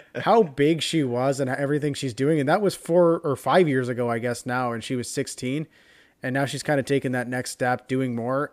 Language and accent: English; Canada; as a Canadian